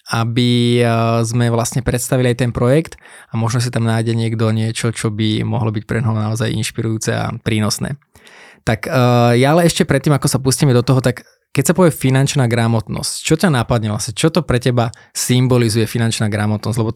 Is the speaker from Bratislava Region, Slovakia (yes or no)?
no; Brnovce, near Trnava, Trnava Region, Slovakia; Ja som z Brnoviec